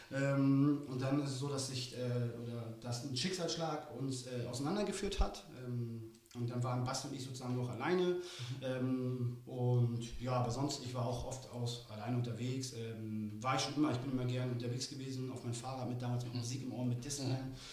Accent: Germany; born there; moved away; aber ja, gebürtig komme ich aus der DDR

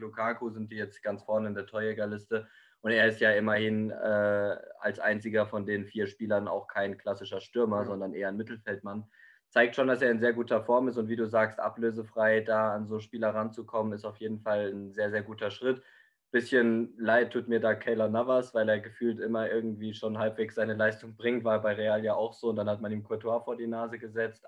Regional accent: Germany; bei uns in Deutschland

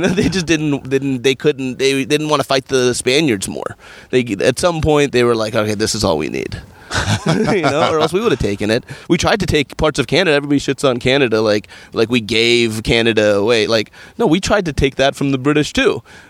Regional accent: California, United States; also born or lived in New York City / Washington, D.C.; I grew up in California and I've only lived in California, in New York City, and Washington, D.C., all pretty good places to live.

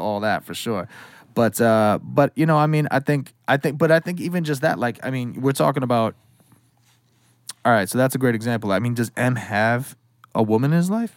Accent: Western Massachusetts, United States; also born or lived in New York City; I was born in New York City, um, and then I, we moved up to Western Mass when I was like six ish

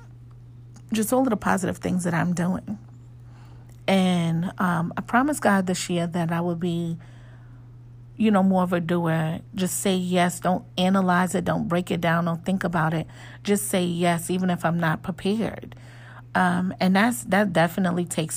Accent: New York, United States; I am from New York

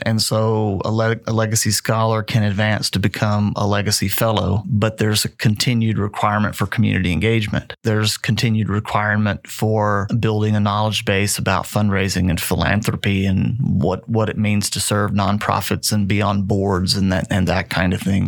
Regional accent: Snyder, Texas, United States; moved away as an adult; also born or lived in Odessa, Texas; now in Midland, United States; I grew up in Snyder

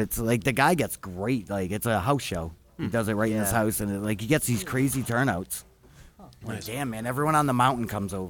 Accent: East Coast, Massachusetts, United States; moved away; I'm from the East Coast

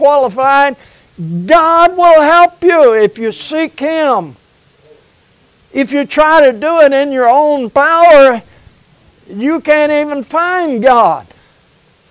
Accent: United States; I grew up in America, in a totally different America then than what we have now

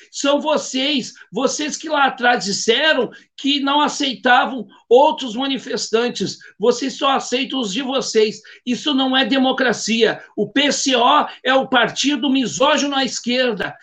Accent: Gaúcho, Rio Grande do Sul, Brazil; Como cidadão e como gaúcho e como brasileiro

